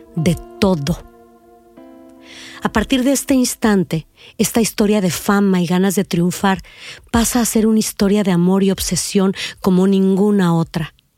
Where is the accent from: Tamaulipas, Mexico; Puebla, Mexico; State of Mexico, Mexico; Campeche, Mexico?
Tamaulipas, Mexico; Reynosa; also born or lived in Mexico City; Nací en la Ciudad de México el 23 de diciembre de 1969, pero me considero de Reynosa, Tamaulipas, donde pasé los primeros años de mi vida